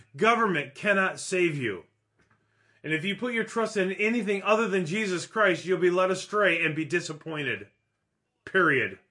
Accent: Minneapolis, Minnesota, United States; moved away; my city that I grew up

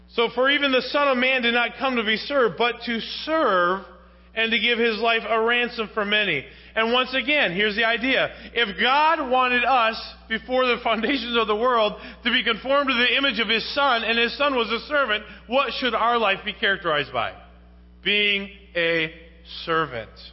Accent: United States; I'm American

